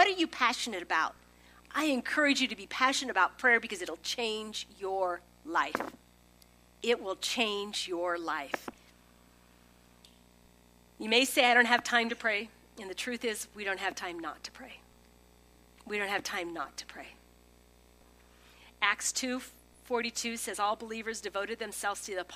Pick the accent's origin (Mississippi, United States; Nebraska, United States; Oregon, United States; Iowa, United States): Nebraska, United States; Holdrege; moved away as an adult; also born or lived in Lincoln, Nebraska / Chicago / Springfield, Missouri; I grew up in Holdridge, 5000, went to Lincoln